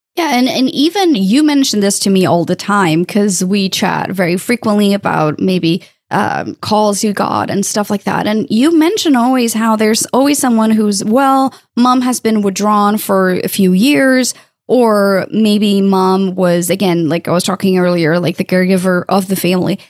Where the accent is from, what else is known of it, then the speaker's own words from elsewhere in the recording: Portugal; moved away; I'm originally from Portugal and I lived close to the border with Spain.